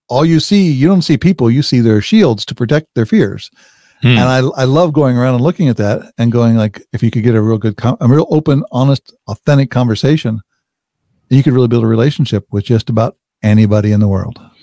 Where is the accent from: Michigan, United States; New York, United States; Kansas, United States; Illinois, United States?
Kansas, United States; Wichita; I grew up in Wichita, Kansas.